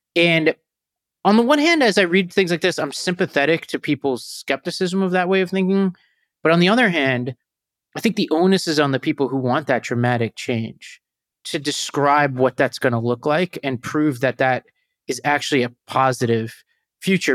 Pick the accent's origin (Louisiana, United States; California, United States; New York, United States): New York, United States; New York City; where I came from, Staten Island